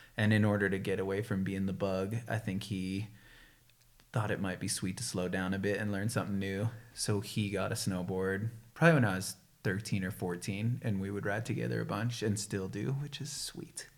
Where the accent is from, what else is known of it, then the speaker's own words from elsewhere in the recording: right outside of Boston, Massachusetts, United States; moved away; I can't say I'm actually from Boston because it's right outside of Boston, so people from actual Boston would get pissed. But it was sweet growing up in Massachusetts